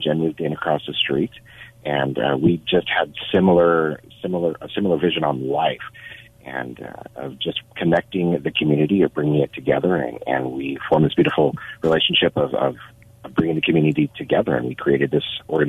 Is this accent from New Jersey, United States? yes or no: no; Albuquerque, New Mexico, United States; moved away as an adult; originally I'm from Albuquerque, New Mexico, but I joined the military when I was 18 years old.